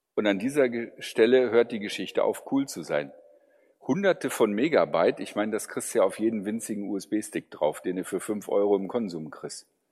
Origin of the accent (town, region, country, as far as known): Germany